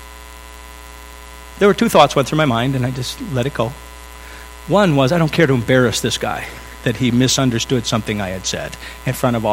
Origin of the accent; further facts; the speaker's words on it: United States; I am an American